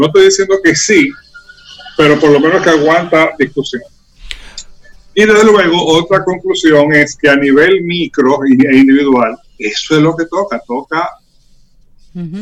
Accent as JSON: {"language": "Spanish", "country": "Dominican Republic"}